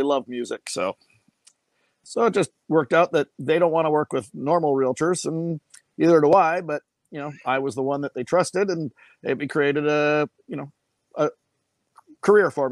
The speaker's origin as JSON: {"language": "English", "town": "Winnipeg", "region": "Manitoba", "country": "Canada", "tie": "born or raised there", "also_born_or_lived": "Jacksonville Beach, Florida", "moved": "as an adult", "lives_now": "Henderson, United States", "said": "I'm originally from Winnipeg, Manitoba, Canada"}